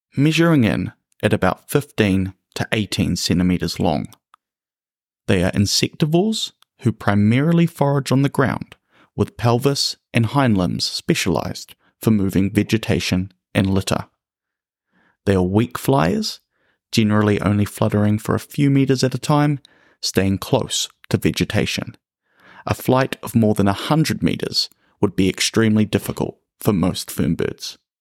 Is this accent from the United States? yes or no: no; New Zealand; the birds of my home country